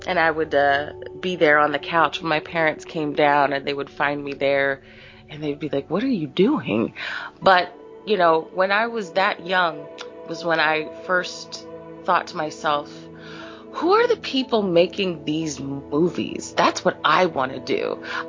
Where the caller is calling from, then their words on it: Philadelphia, Pennsylvania, United States; I'm calling from Philadelphia, Pennsylvania